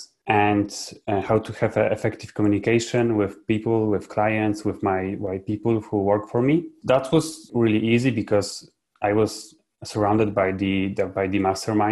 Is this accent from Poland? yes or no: yes; Poland; I'm from Poland.